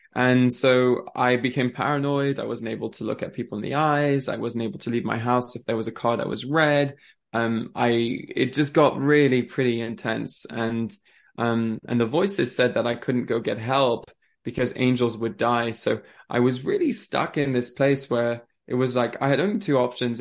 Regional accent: France; also born or lived in Switzerland; now in England, United Kingdom; I grew up in France

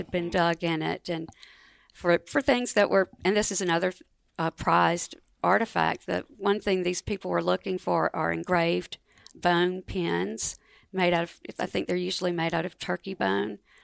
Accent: Marks, Mississippi, United States; I grew up in Marks, Mississippi, which is the northwest corner of Mississippi, over in the Delta

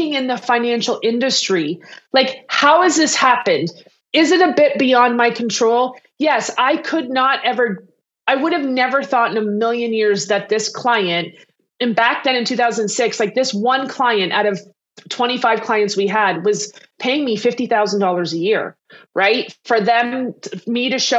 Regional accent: Canada; I'm Canadian, though I have a lot of clients in the States and around the world. I am Canadian

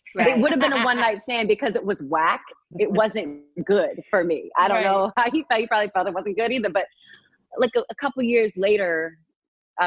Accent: Massachusetts, United States; moved away as an adult; now in Los Angeles, United States; My two best friends that I grew up with in Massachusetts

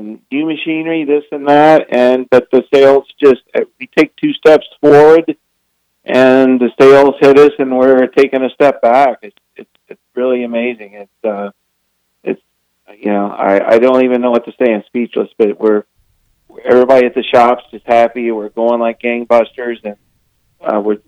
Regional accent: Florida, United States; also born or lived in Southern California; now in Idaho, United States; I'm originally from Florida

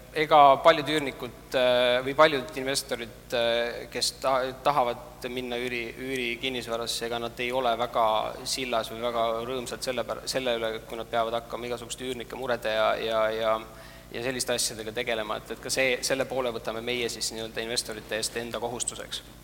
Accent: Estonia; me ise oleme ikkagi asutajad, oleme eestlased

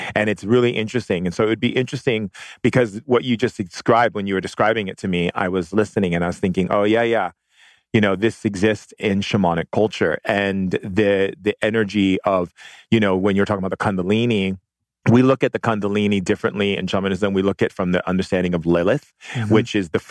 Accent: Hawaii, United States; I grew up in Hawaii

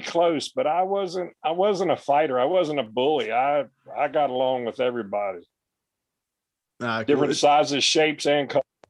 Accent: United States; I grew up in Virginia, West Virginia, in the mountains.

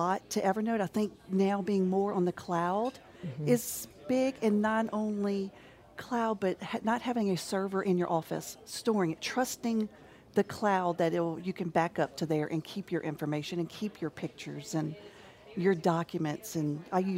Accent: Baton Rouge, Louisiana, United States; I was born in Baton Rouge, grew up in Baton Rouge. I went to St. Joseph's, went to LSU

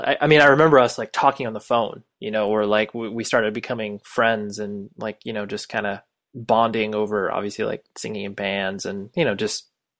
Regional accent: Las Vegas, Nevada, United States; born there; The one question I always get every time I tell anybody I was born in Vegas

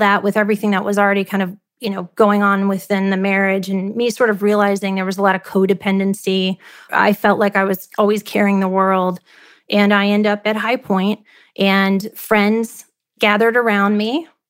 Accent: Midwest, United States; So I think, you know, growing up in the Midwest and having the parents I have who were just amazing people, they taught me to work hard.

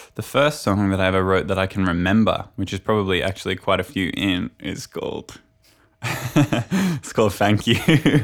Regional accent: Brisbane, Queensland, Australia; I come from Brisbane, which is the capital of Queensland

